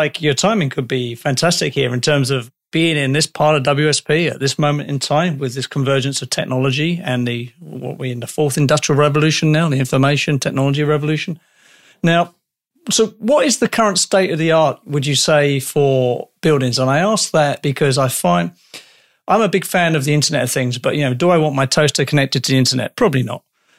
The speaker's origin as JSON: {"language": "English", "country": "United Kingdom", "said": "I'm British"}